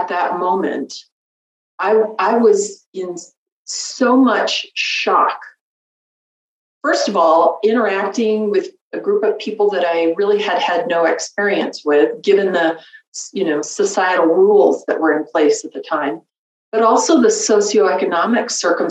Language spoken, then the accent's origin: English; Denver, Colorado, United States; moved away as an adult; we wanted to move back to my hometown of Denver, Colorado